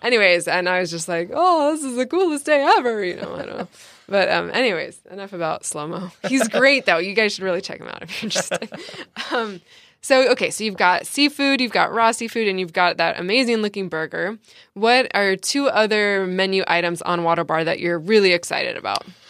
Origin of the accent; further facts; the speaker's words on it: San Diego, California, United States; I'm from San Diego